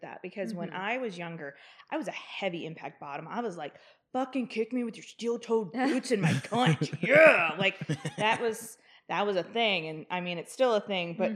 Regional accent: the South, United States; I grew up in the South.

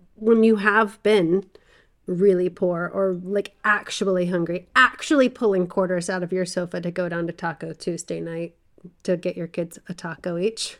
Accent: the South, United States; I grew up in the South

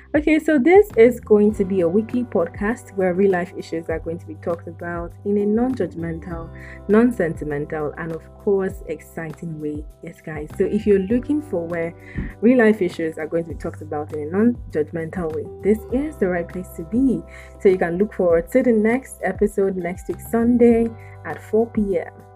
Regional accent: South West Nigeria, Nigeria; I am from West Africa, Nigeria to be precise, and I am from the southwestern part of Nigeria.

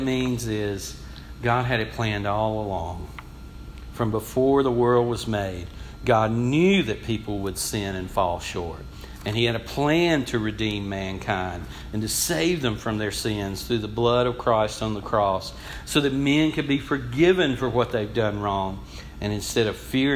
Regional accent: United States; I grew up in the Sanford community, and all of y'all, I think, probably know where that's at, just outside of Athens, but it's the country

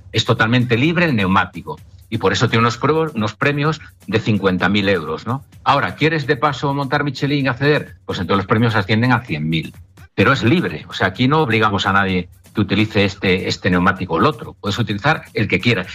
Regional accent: Asturias, Spain; moved away; also born or lived in Vigo, Galicia; Porque aunque yo soy asturiano, pero mi vida empresarial la desarrollé en Vigo, en Galicia.

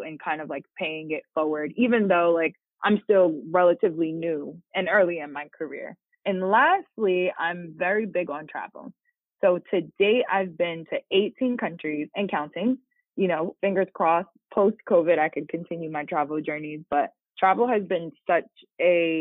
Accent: New Jersey, United States; I'm from New Jersey, born and raised in Jersey, went to college in New Jersey, still live in New Jersey

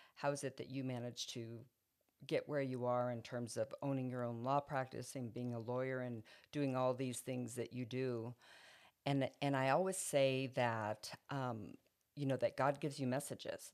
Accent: Roswell, New Mexico, United States; I went back to my hometown of Roswell

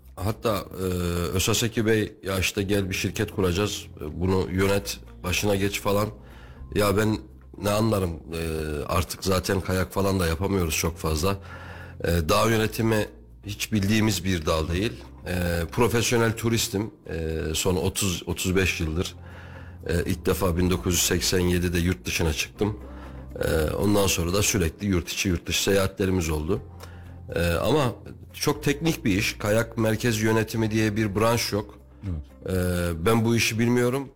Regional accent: Kayseri, Kayseri Province, Turkey; also born or lived in Istanbul; ben Kayseriliyim doğuma büyüme.

